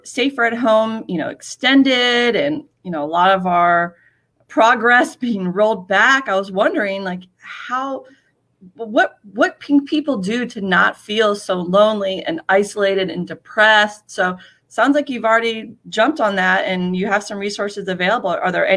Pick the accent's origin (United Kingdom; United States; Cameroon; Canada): United States; East Coast; now in Los Angeles, United States; I'm a transplant from the East Coast